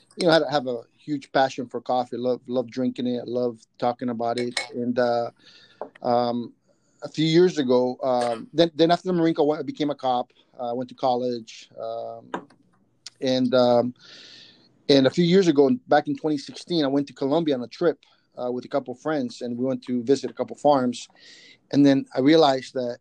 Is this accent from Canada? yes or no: no; San Salvador, El Salvador; also born or lived in Ataco, El Salvador; now in San Francisco Bay Area, United States; I grew up in El Salvador during the Civil War back in the 80s, and we fled the country